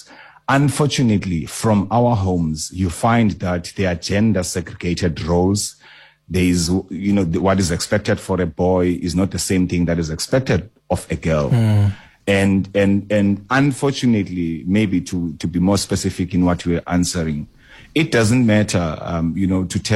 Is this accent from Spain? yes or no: no; Mdantsane, Eastern Cape, South Africa; I grew up in Mdanzane Township